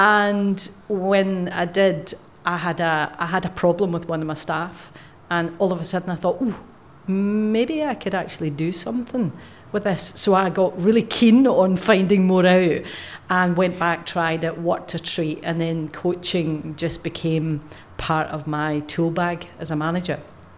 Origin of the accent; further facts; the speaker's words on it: Scotland, United Kingdom; accent: Scottish; now in Australia; But the accent that slightly comes through every so often is from Scotland.